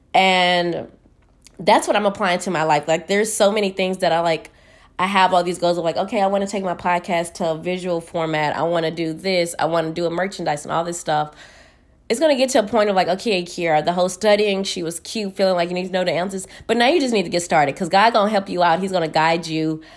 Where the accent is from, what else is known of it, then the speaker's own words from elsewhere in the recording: Houston, Texas, United States; moved away; I'm from Houston. We, it's probably hot right now over there. We ain't used to the snow